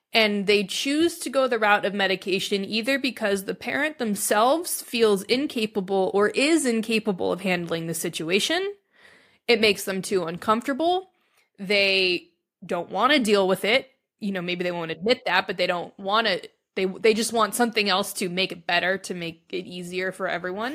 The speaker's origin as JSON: {"language": "English", "town": "Reno", "region": "Nevada", "country": "United States", "tie": "born or raised there", "said": "grew up in Reno, Nevada"}